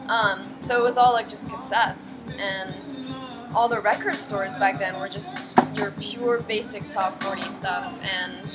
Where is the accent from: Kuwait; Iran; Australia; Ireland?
Kuwait; also born or lived in Cairo, Egypt; No, I grew up in Kuwait, which is where um, which is a tiny little country in the Gulf. Um, my dad, my parents worked there, so I, I grew up there. You know, lived there for 16 years